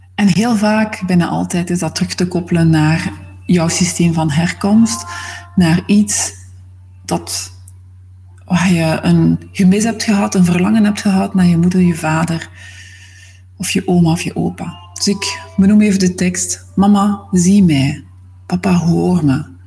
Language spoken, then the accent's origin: Dutch; Zwijnaarde, Flanders, Belgium; moved away; Ik ben oorspronkelijk van Zwijnaarden, dat ligt naast Gent.